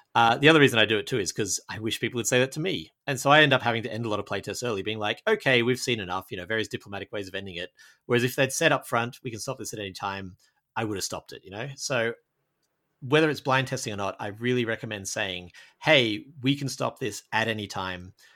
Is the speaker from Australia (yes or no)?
yes; Australia; I, I'm from Australia.